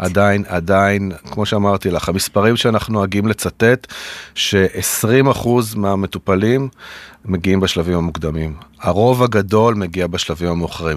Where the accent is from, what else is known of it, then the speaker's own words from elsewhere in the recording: the Center, Central Israel, Israel; also born or lived in New York, United States; חזרנו אל המרכז, איפה שגדלתי